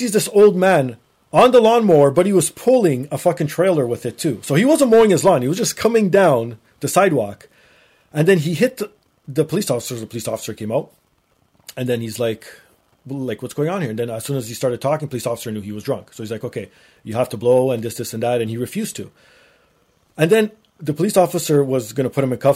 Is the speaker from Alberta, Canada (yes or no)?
no; Toronto, Ontario, Canada; I'm a Canadian